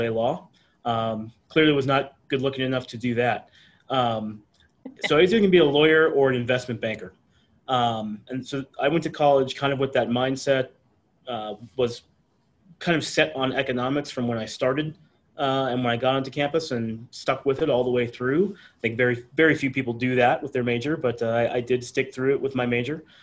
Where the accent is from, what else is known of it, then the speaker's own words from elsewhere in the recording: Arlington, Texas, United States; I had uh, the great privilege of uh, uh, grow, growing up in a town that I, I really loved